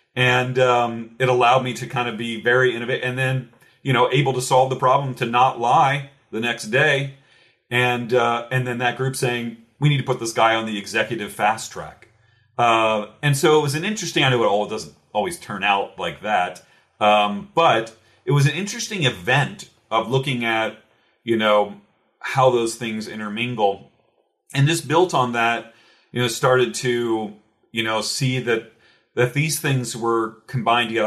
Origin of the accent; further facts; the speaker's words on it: Cincinnati, Ohio, United States; now in Louisville, United States; originally I'm from Cincinnati, Ohio, actually, not too far away from Louisville, Kentucky, where I'm at now